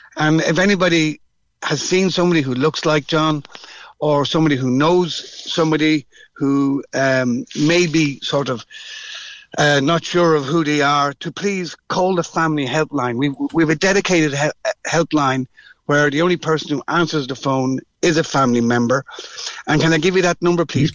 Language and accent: English; Dublin, Leinster, Ireland; I'm from Dublin